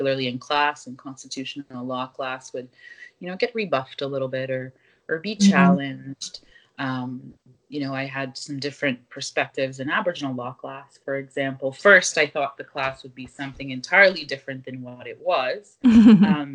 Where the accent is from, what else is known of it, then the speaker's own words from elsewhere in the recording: southwest Nova Scotia, Canada; moved away as an adult; now in Ottawa, Canada; I was raised in Mi'kma'ki in southwest Nova Scotia, what I affectionately call the Kespequit